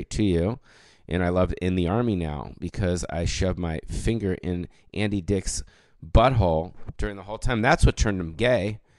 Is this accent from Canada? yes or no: yes; Canada; This is going to sound weird, but I'm Canadian, so please understand that I do mean well